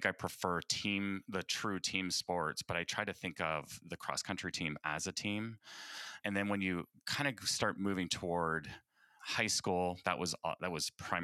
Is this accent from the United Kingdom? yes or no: no; Canada; I hail from the Great White North, O Canada